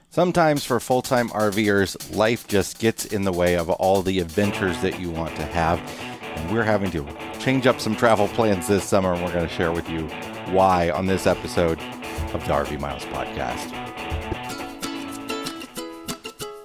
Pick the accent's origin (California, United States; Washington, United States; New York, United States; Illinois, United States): Illinois, United States; Western; moved away; we're in the Quad Cities, my hometown, uh, Western Illinois